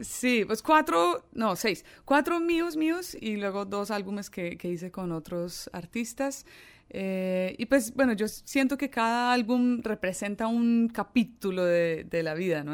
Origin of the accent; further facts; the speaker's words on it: Colombia; also born or lived in Ireland; yo culturalmente me siento muy, muy colombiana, porque estoy allí desde mis dos años.